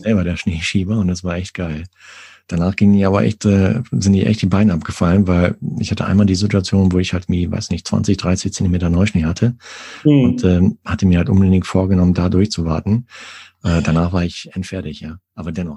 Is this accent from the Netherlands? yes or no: no; Sauerland, North Rhine-Westphalia, Germany; ich komme aus Nordrhein-Westfalen